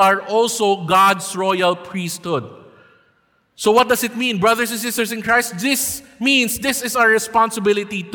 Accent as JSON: {"language": "English", "country": "Philippines", "said": "it is our duty and right as Filipino people to vote for our next president"}